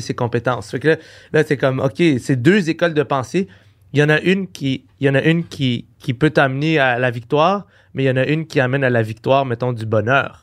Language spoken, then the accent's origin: French; Quebec, Canada; je suis québécois, j'habite au Québec